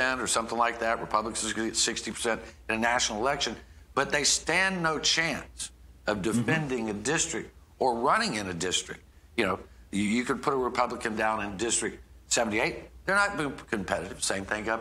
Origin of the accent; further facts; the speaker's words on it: Alabama, United States; as an American citizen, as an Alabamian